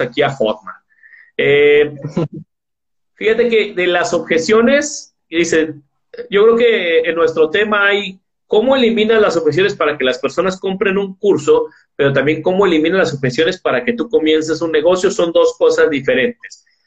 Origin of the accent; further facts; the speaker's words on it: Guadalajara, Jalisco, Mexico; Yo soy de Guadalajara, Jalisco, México